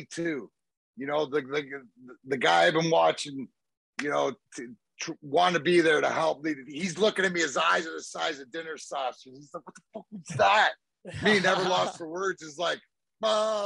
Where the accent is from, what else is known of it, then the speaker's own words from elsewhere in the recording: Leamington, Ontario, Canada; I played my minor hockey for Leamington, right, which is my hometown